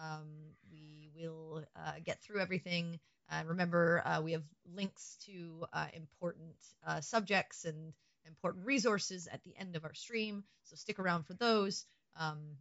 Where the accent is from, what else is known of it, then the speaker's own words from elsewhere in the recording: Canada; I'm a Canadian